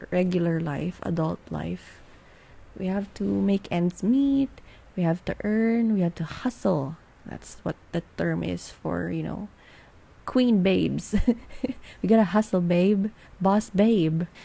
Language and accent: English; Philippines; I am based from the Philippines. Yan, nagtagalog na ako. And I'm a Filipina.